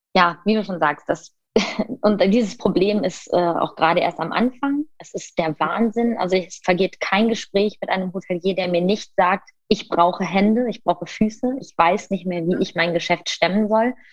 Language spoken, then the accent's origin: German; Düsseldorf, North Rhine-Westphalia, Germany; ich komme aus Düsseldorf